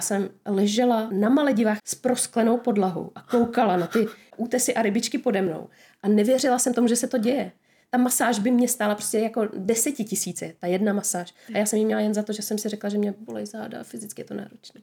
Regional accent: Czechia; jsem Češka

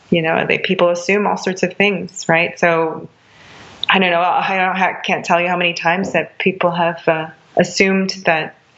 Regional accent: United States; They don't assume that I'm American

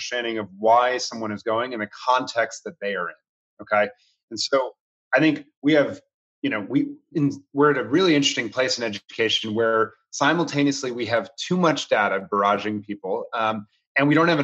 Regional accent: Washington, District of Columbia, United States; I grew up in Washington, D.C.

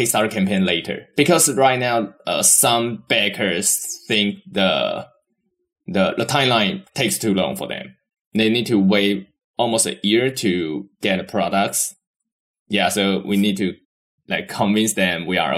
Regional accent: Taiwan; we are come from Taiwan

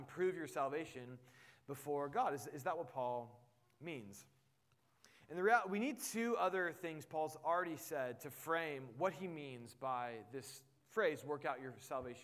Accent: Indianapolis, Indiana, United States; moved away; I grew up in Indianapolis, which meant I was a Colts fan, so I had family there

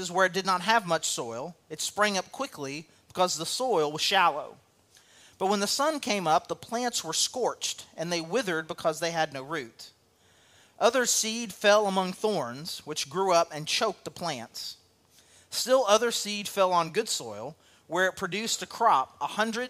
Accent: El Dorado, Arkansas, United States; moved away; also born or lived in St. Louis / Cabot; I came from El Dorado, Arkansas, population 20,000 people

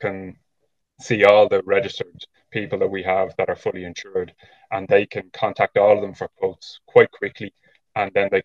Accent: Dublin, Leinster, Ireland; moved away as an adult; now in County Wicklow, Ireland; I would have been born and raised in Dublin, but living in Wicklow now with my family

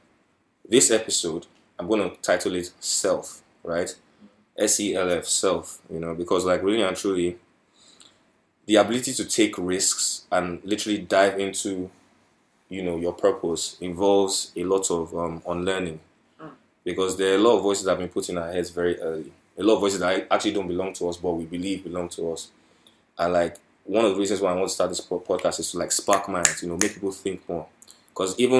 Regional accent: Nigeria; I'm a Nigerian, right? And coming from a Nigerian household

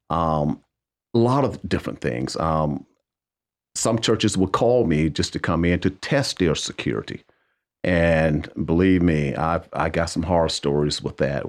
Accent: Wadesboro, North Carolina, United States; growing up in Waysboro

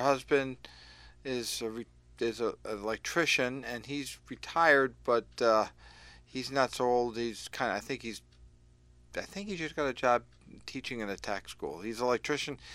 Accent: Willimantic, Connecticut, United States; also born or lived in Lebanon, Connecticut; had a great life growing up in Willimantic

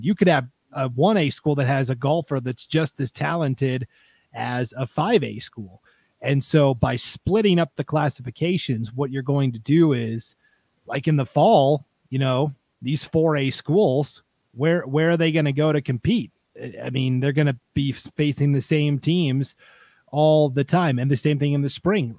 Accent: Montana, United States; moved away; where I grew up in Montana

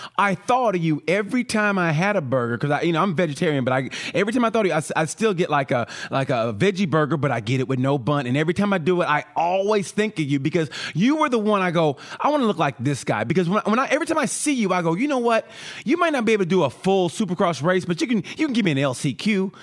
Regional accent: Muskogee, Oklahoma, United States; I grew up in Oklahoma

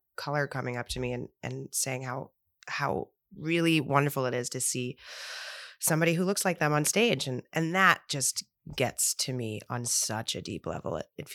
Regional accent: New York, United States; I grew up in New York and I was surrounded by, you know, different cultures and different colors and sizes and shapes. And my mom is white and my dad is black.

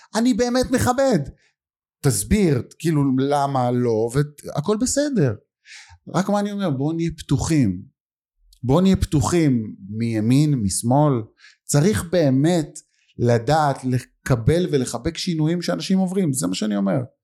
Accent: Lod, Central District, Israel; אני גדלתי בלוד

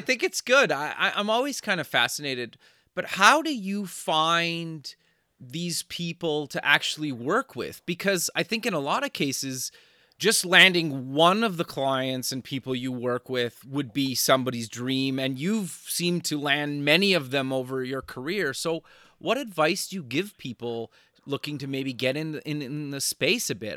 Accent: Canada; now in Los Angeles, United States; As a Canadian

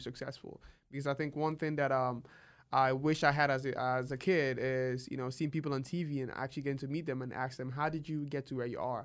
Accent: Nigeria; moved away as an adult; now in United States; am originally from Nigeria. Uh, I came to the U S in twenty sixteen

